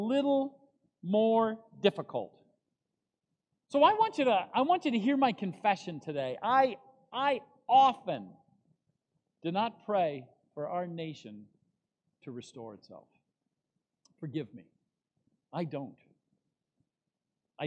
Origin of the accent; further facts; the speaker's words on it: United States; as an American